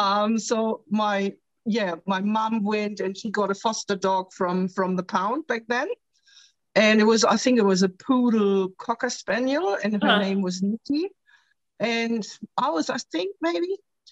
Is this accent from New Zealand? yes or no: no; Germany; now in Australia; I'm originally from Germany.